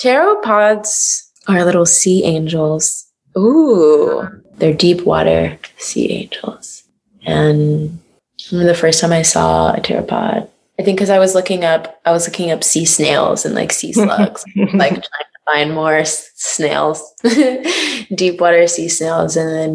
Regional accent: North Carolina, United States; Stayed in the South for a bit until moving up north.

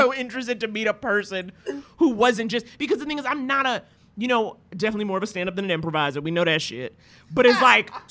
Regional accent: New York, United States; also born or lived in Australia; I'm from New York

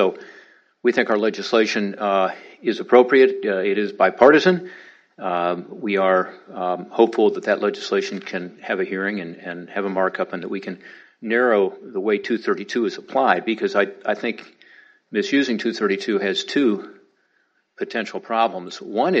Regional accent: Ohio, United States; Ohio, my home state

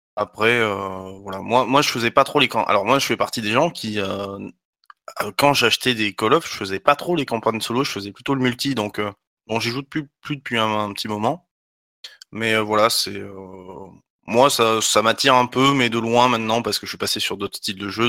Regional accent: Talence, Nouvelle-Aquitaine, France; je suis de Talence

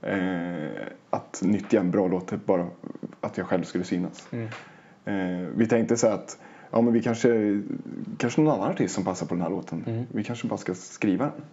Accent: Oxelösund, Södermanland, Sweden; moved away as an adult; now in Stockholm, Sweden; jag hade bott i Oxelösund hela mitt liv

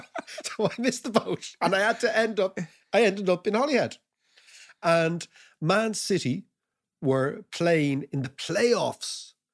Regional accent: Ireland; being a typical paddy

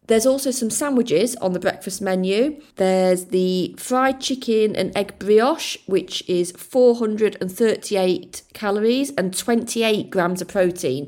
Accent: Yorkshire and the Humber, United Kingdom; accent: soft South Yorkshire, a bit Lincolnshire; also born or lived in Lincolnshire; My accent is kind of a soft South Yorkshire accent, a bit Lincolnshire. It's not particularly strong

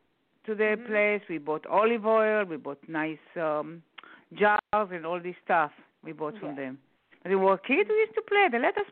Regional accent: Tel Aviv, Tel Aviv District, Israel; moved away; No, I'm not from Jerusalem. I'm from Tel Aviv.

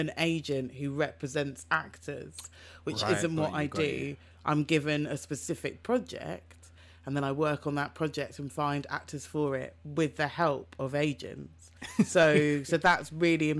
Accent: London, United Kingdom; I'm a girl from South London.

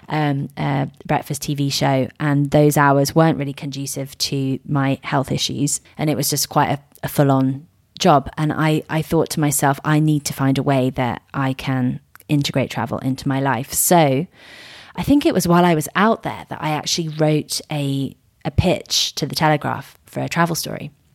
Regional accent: Surrey, South East England, United Kingdom; also born or lived in Miami; I grew up in Surrey.

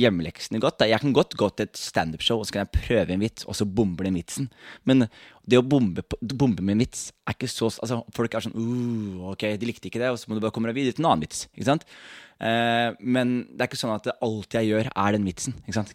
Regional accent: Skien, Telemark, Norway; er jeg ikke herfra. Jeg er fra Skien

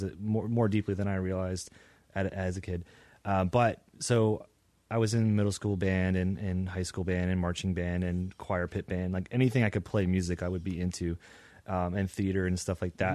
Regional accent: Lynchburg, Virginia, United States; moved away as an adult; now in Richmond, United States; growing up in Lynchburg

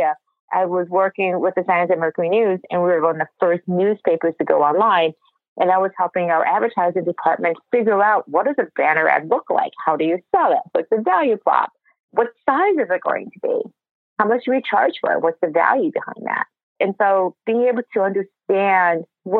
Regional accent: Detroit, Michigan, United States; moved away as an adult; also born or lived in Massachusetts / Silicon Valley; I was born in Detroit, grew up in Detroit area, to two wonderful parents who immigrated to the United States

